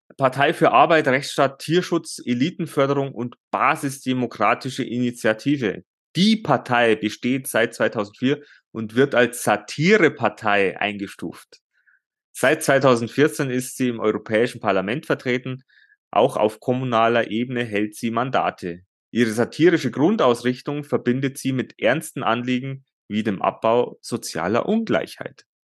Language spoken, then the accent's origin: German; Bavaria, Germany; bei uns in Bayern